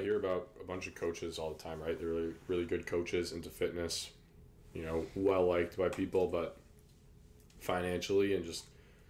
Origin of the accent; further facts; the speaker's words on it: Berlin, Connecticut, United States; I grew up in Berlin